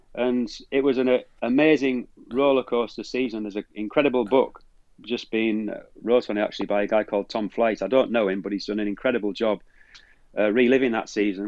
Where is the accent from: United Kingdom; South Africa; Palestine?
United Kingdom; Teesside, North East England; moved away; also born or lived in Leeds; I'm from Teesside